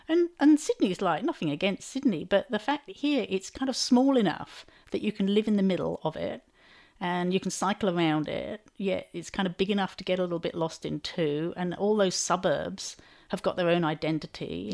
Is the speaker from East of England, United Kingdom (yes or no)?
yes; Chelmsford, East of England, United Kingdom; my hometown of Chelmsford